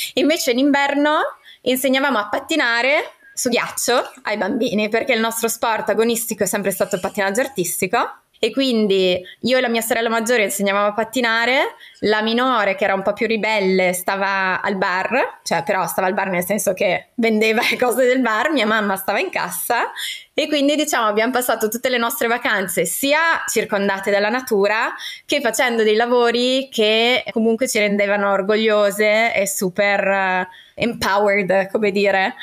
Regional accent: Trentino-Alto Adige, Italy; moved away; also born or lived in Parma; io sono trentina, nata in mezzo alle montagne.

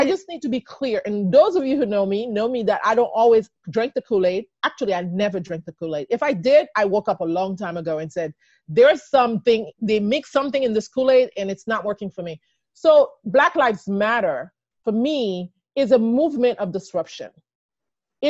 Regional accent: Haiti; also born or lived in Texas / Maryland; now in United States; I came from Haiti

